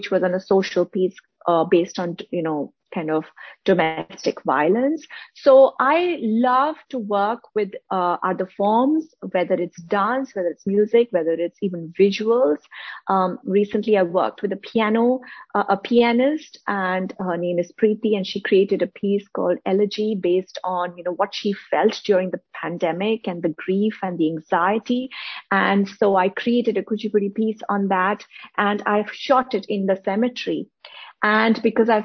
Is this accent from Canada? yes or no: no; northern India, India; now in United Kingdom; I'm from the north of India.